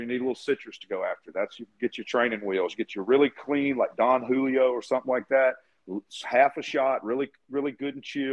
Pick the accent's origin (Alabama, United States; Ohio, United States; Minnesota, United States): Alabama, United States; I'm just redneck from Alabama.